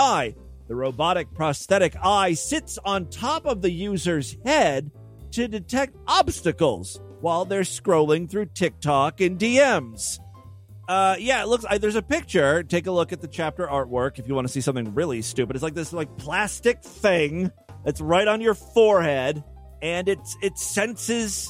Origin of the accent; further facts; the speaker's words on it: Ohio, United States; my home state, the Florida of the North, Ohio.